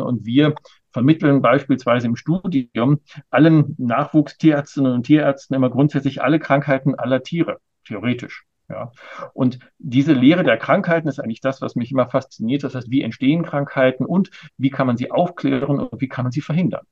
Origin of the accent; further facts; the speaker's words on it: Ruhr area, North Rhine-Westphalia, Germany; now in Berlin, Germany; Ich bin ja im Ruhrgebiet groß geworden